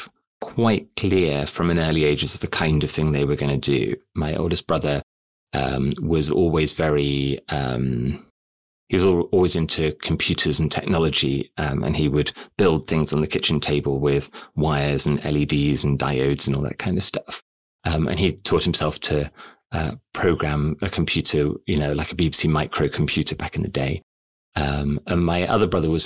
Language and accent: English; United Kingdom; also born or lived in Southampton; I grew up here in the UK